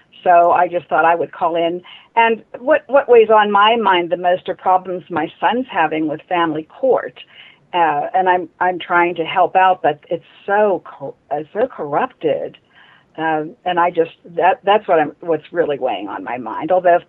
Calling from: Pittsburgh, Pennsylvania, United States; I'm calling from Pittsburgh, Pennsylvania.

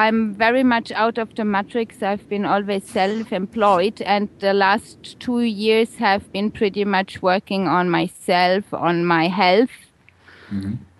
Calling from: Balearic Islands, Spain; Right here now, I'm sitting on the beautiful island of Ibiza in Spain.

